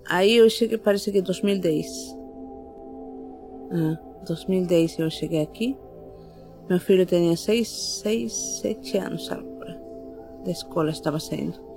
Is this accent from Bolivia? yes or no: yes; La Paz, Bolivia; Portuguese is a second language; now in Brazil; Eu sou de La Paz, Bolívia.